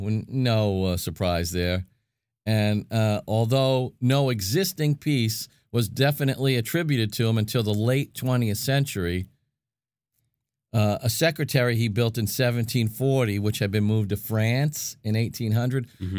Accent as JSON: {"language": "English", "town": "Brooklyn", "region": "New York", "country": "United States", "said": "I'm from Brooklyn, so it's part of Long Island."}